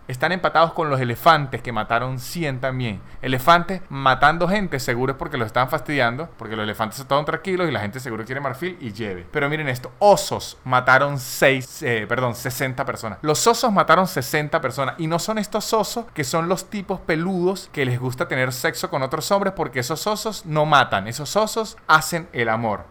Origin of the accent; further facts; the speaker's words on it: San Cristóbal, Táchira, Venezuela; Yo que soy de Venezuela, de donde soy yo, que se llama San Cristóbal